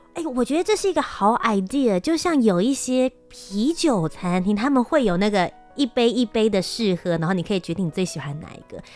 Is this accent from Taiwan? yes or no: yes; Taiwan; 身为台湾人到国外去